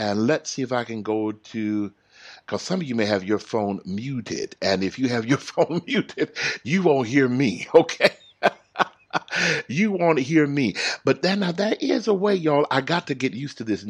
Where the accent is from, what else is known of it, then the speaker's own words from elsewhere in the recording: Houston, Texas, United States; now in California, United States; I come from Houston